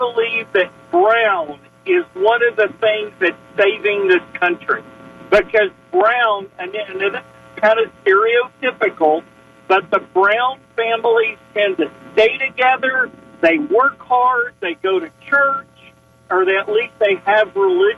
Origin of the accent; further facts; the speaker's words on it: the South, United States; when I grew up in the South